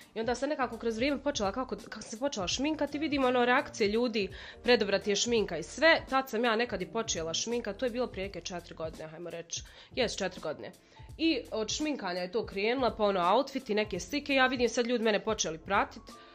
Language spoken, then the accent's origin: Croatian; Sudan; accent: Sudanese; moved away; also born or lived in Balkans; ja sam iz Sjevernog Sudana